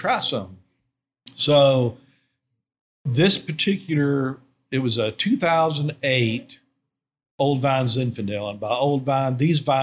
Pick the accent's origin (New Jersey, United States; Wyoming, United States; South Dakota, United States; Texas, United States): Texas, United States; East; now in Houston, United States; I'm from East Texas